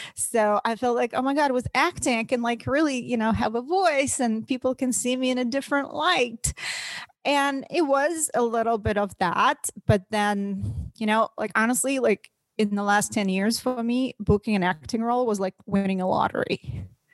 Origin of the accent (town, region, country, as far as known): Russia; English is a second language; now in United States